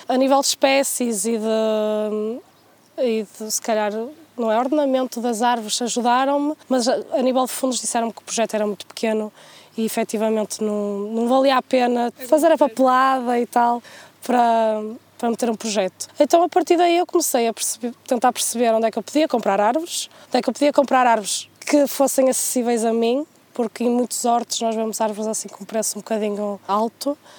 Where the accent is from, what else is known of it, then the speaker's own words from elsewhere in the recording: Penafiel, Norte, Portugal; Estamos no sítio onde eu cresci e, e os meus pais me criaram, que é em Castelões, em Penafiel